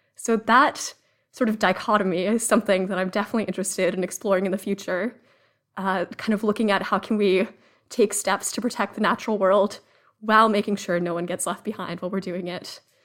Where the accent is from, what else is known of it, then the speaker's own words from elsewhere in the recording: Cambridge, Massachusetts, United States; I grew up in Cambridge, Massachusetts